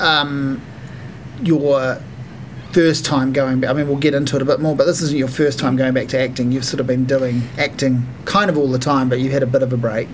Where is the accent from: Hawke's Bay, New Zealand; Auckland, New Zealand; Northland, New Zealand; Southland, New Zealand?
Hawke's Bay, New Zealand; I'm from Hawke's Bay